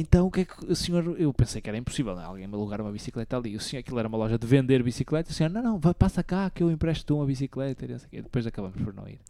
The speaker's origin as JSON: {"language": "Portuguese", "country": "Portugal", "said": "Eu, ah, Portugal"}